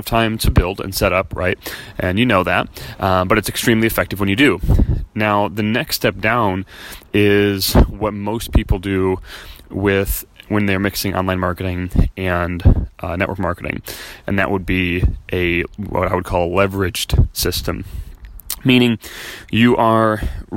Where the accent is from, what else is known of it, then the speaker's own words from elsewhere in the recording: Chicago, Illinois, United States; moved away as an adult; now in California, United States; we're from Chicago